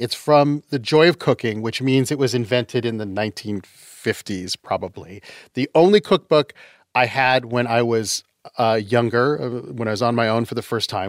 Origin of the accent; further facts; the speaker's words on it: Utah, United States; also born or lived in Canada; I was born in Canada. And I was raised in Utah.